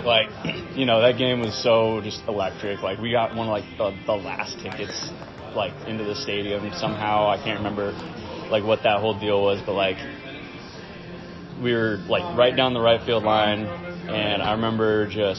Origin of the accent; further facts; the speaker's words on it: California, United States; also born or lived in Castle Rock, Colorado; now in Denver, United States; growing up in California.